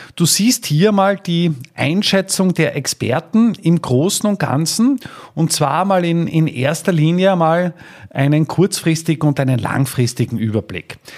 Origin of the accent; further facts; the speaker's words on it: Styria, Austria; hier bei uns in der Steiermark